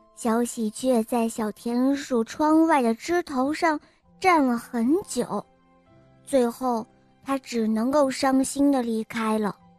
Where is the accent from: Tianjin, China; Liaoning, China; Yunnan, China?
Liaoning, China; Dalian; 我今年五岁了，我来自大连